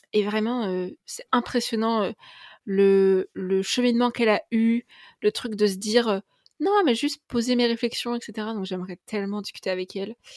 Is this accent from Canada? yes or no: no; Tours, Centre-Val de Loire, France; je, ne suis pas de Paris, mais je suis de Tours